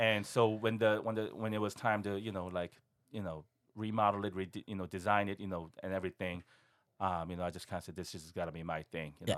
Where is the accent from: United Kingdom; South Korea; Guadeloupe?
South Korea; now in Seattle, United States; I was born and raised in Korea